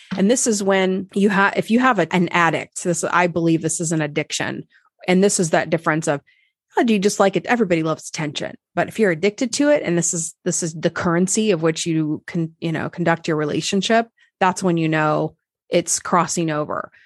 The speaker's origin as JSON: {"language": "English", "region": "Nebraska", "country": "United States", "moved": "yes", "said": "I'm from Nebraska originally"}